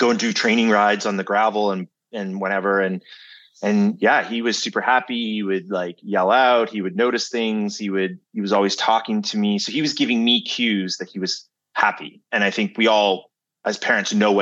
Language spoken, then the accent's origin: English; Canada; I'm Canadian